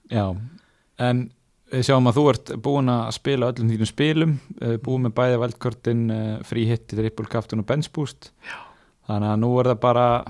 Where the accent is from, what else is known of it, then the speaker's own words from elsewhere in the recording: Akureyri, Northeastern Region, Iceland; heimabærin minn sem er ekki Húsavík, heldur Akureyri